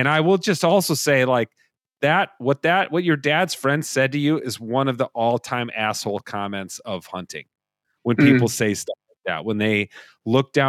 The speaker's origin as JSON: {"language": "English", "region": "Minnesota", "country": "United States", "said": "as a Minnesotan"}